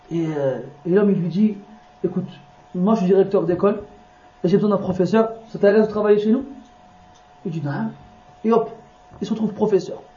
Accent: Morocco; moi je l'exemple, je suis marocain, au Maroc, au Maroc ils font quoi

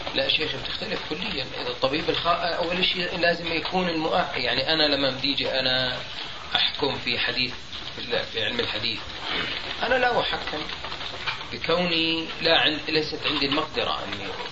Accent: Jordan; عندنا في الأردن

